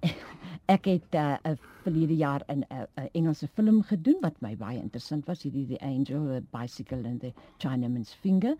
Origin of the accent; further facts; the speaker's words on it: Hoekwil, Western Cape, South Africa; moved away as an adult; also born or lived in George; Ek is gebore in Hoekwil. Jy weet dit is 'n klein plekie daar naby George.